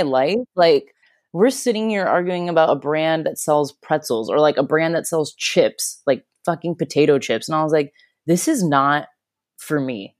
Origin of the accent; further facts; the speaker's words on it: Florida, United States; moved away as an adult; also born or lived in Chicago; now in Australia; I grew up in Florida